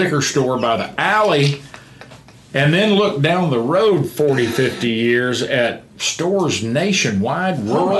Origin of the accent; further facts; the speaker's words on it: Palo Pinto County, North Texas, United States; born and raised in North Texas.